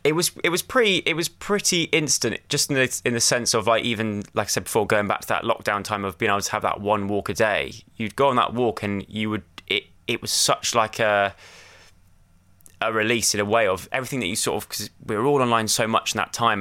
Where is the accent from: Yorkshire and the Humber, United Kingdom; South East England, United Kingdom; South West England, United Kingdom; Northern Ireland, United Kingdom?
South West England, United Kingdom; Lacock; moved away as an adult; also born or lived in London; I grew up in Wiltshire, uh, in a little tiny village called Laycock in Wiltshire